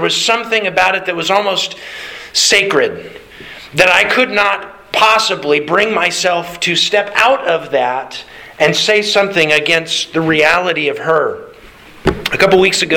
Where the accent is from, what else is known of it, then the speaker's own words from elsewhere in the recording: Alaska, United States; growing up in Alaska